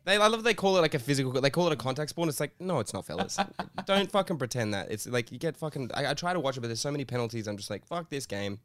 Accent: Sydney, New South Wales, Australia; we grew up in Redfern right when it was the it was the worst

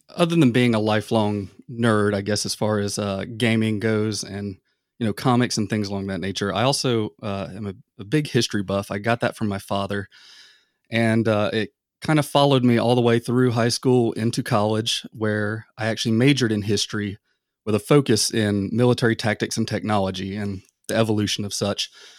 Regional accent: the South, United States; I mean, I grew up in the South, and near I guess you could say the outdoors.

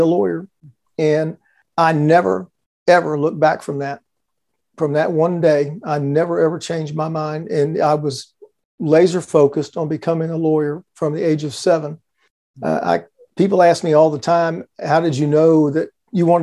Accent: Houston, Texas, United States; I grew up here in Houston, Texas, where I've lived my entire life

